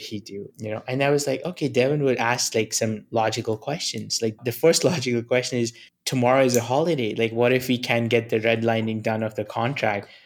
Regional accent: New Delhi, Delhi, India; moved away; I come from New Delhi. I was born in a very humble family.

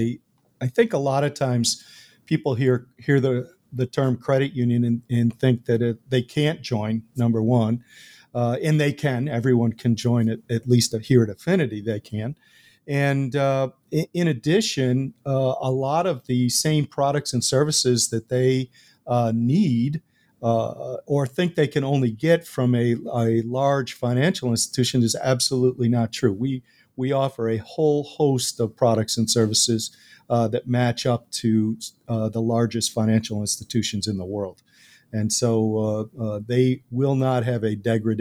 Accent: Buffalo, New York, United States; having been born and raised near Buffalo, New York, you're born with Buffalo Bills blood.

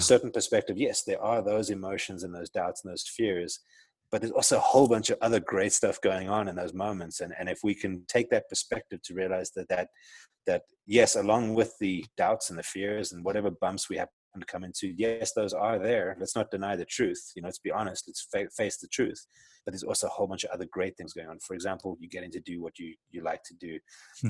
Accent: South Africa; accent: South African; moved away as an adult; also born or lived in Johannesburg; now in Arizona, United States; I grew up in South Africa, as you can tell from my accent. I'm South African

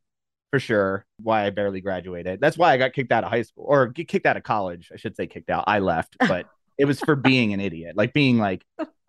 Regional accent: New Jersey, United States; now in Longmont, United States; So I'm from New Jersey.

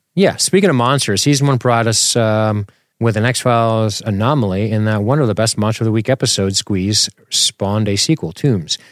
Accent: Florida, United States; I grew up in Florida with a single mother who was in law enforcement

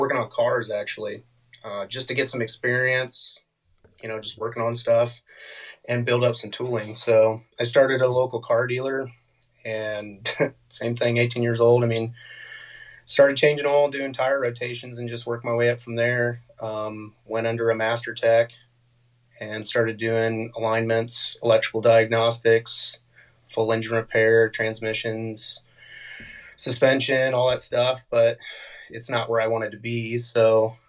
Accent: Fort Wayne, Indiana, United States; I'm from Fort Wayne, Indiana. That's Northeast Indiana for those who don't know the state much. Born and raised here.

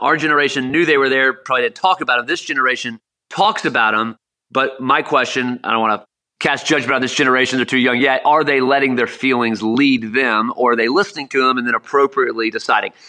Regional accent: South Florida, United States; Growing up in South Florida, we go to Miami Hurricane baseball games

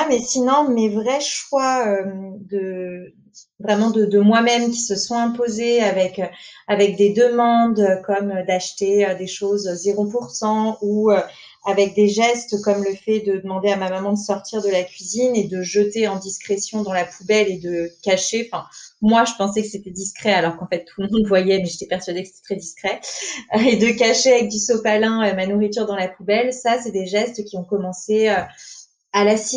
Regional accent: Paris, Île-de-France, France; moved away as an adult; now in Nantes, France; je suis une Parisienne de base. On a déménagé avec mon copain à Nantes en octobre.

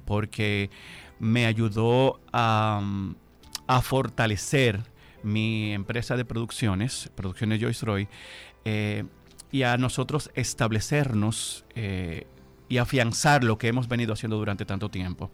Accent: Bajos de Haina, San Cristóbal, Dominican Republic; moved away; also born or lived in Distrito Nacional; yo soy de un municipio de San Cristóbal, yo soy de Jaina

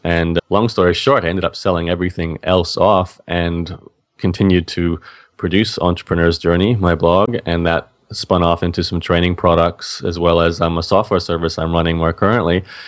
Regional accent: Australia; as an Australian

